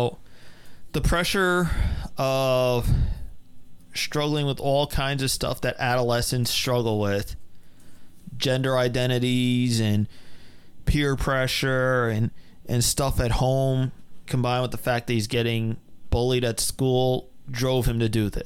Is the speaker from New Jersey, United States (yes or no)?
yes; New Jersey, United States; we were from Jersey.